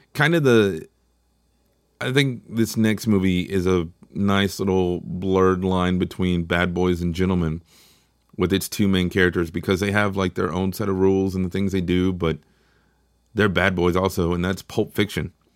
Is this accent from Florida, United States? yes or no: no; Texas, United States; I'm from Texas, which is obviously in America